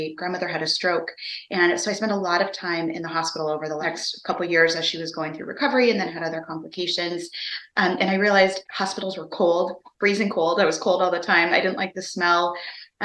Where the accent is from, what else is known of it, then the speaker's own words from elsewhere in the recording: Minnesota, United States; moved away as an adult; now in North Carolina, United States; I grew up in Minnesota and currently now live in North Carolina